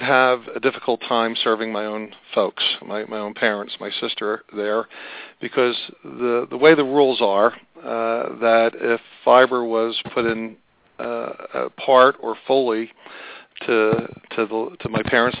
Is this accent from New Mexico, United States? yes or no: no; Philadelphia, Pennsylvania, United States; moved away; my hometown of Philadelphia. So I'm not rural telecom provider by nature. I'm a product of urban telecom originally.